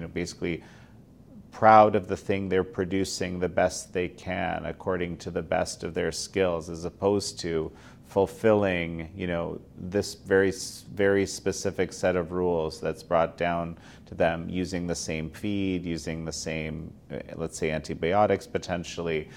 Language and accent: English; Canada; as a Canadian